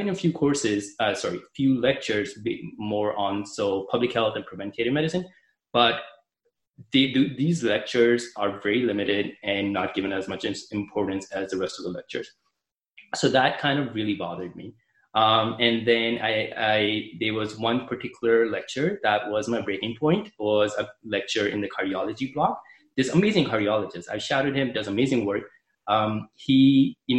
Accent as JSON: {"language": "English", "country": "Canada", "said": "I'm from Canada, so I applied to Canadian med schools"}